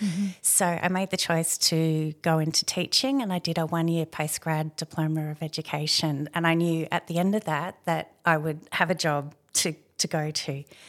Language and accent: English; Redlands, Queensland, Australia; So when I grew up in the Redlands, and so now it's all part of Brisbane, but back then it was very much a little rural farming region.